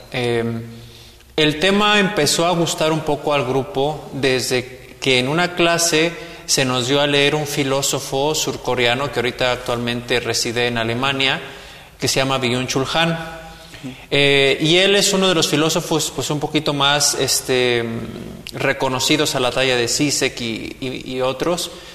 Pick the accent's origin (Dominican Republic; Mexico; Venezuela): Mexico; como mexicanos